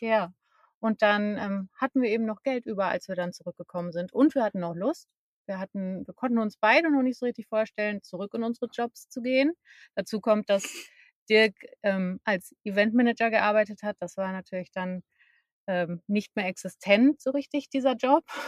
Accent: Münster, North Rhine-Westphalia, Germany; moved away as an adult; also born or lived in Hamburg; wir kommen ursprünglich beide aus dem Münsterland, beziehungsweise ich komme aus Münster

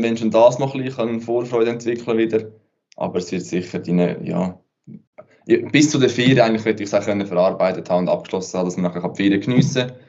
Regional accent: Switzerland; bei uns in der Schweiz

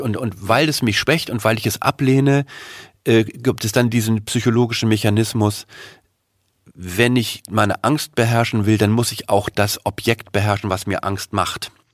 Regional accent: Germany; uns als Deutsche

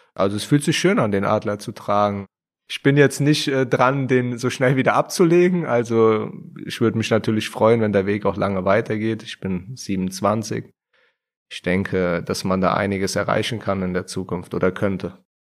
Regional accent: Wiesbaden, Hesse, Germany; also born or lived in Mainz; ich komme gebürtig aus Wiesbaden.

